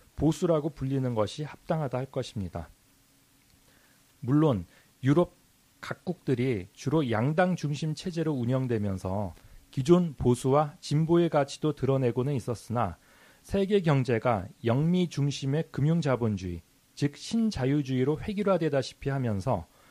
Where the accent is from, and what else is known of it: South Korea